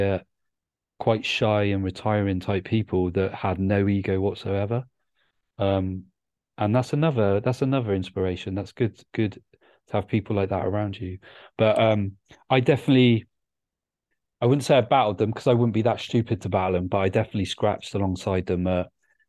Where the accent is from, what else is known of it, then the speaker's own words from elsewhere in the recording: Bristol, South West England, United Kingdom; moved away as an adult; also born or lived in Cardiff; I'm from Bristol, but I spent good 4 years of my life immersed in the Cardiff hip hop scene when I was at university.